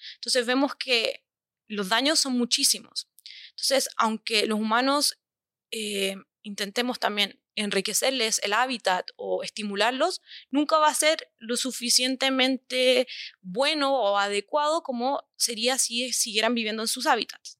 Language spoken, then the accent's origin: Spanish; Chile; yo soy chilena, también conozco algunas asociaciones de mi país